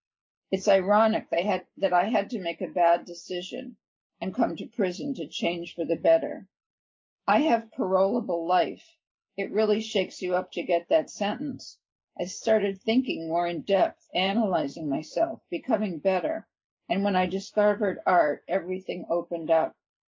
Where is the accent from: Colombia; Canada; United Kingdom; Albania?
Albania; English is a second language; moved away as an adult; now in United States; I grew up in Albania and came to the United States at 18 in 2000. I came alone, and then my parents came for political asylum.